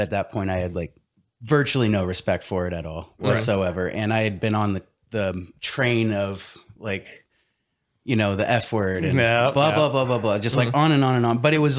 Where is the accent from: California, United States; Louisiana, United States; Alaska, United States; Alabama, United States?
Alaska, United States; but I grew up in Alaska, and it's like weird pockets of people.